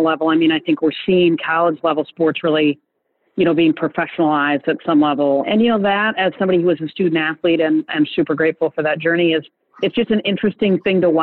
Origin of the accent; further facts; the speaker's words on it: East Lansing, Michigan, United States; moved away as an adult; now in Atlanta, United States; I grew up in East Lansing, Michigan, with twin brothers